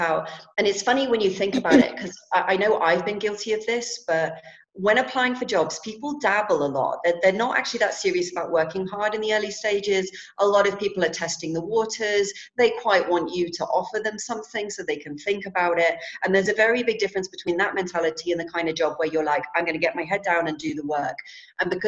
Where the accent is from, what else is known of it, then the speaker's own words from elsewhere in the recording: London, United Kingdom; I'm from London